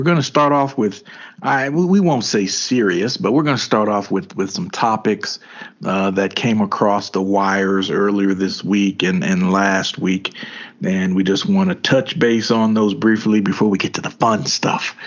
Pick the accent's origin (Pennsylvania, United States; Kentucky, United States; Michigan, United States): Kentucky, United States; those of us who were born and raised in Kentucky